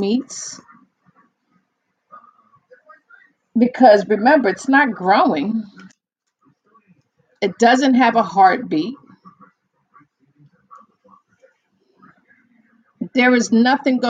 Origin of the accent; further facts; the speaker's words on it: New York, United States; accent: New York; From the east part of New York. You can't tell by my accent